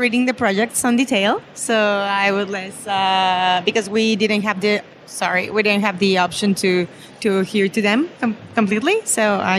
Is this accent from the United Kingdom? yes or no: no; Mexico City, Mexico; I'm from Mexico City.